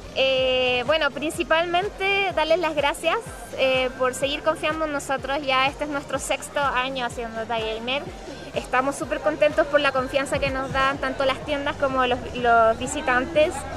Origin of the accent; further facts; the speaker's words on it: Chile; nos pongamos un poquito más obedientes como chilenos